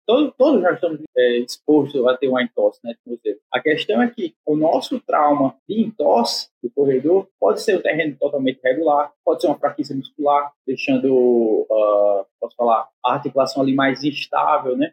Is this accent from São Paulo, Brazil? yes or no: no; Maceió, Alagoas, Brazil; Sou de Maceió